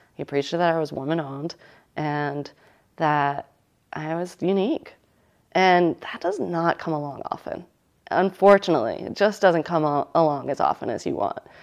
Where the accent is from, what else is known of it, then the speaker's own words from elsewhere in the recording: United States; we're, we're from Connecticut and New York